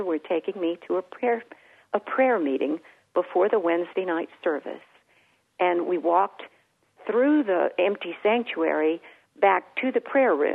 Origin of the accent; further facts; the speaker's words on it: San Antonio, Texas, United States; the home church that I was born into here in San Antonio